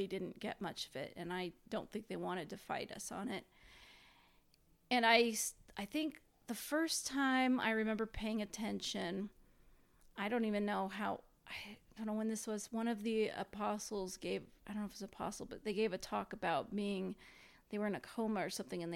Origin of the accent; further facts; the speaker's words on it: Indiana, United States; I grew up in Indiana